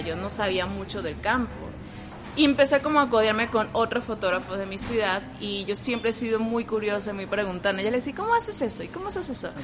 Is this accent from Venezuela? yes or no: yes; Venezuela; moved away as an adult; now in Mexico; vengo de Venezuela, tengo cuatro años ya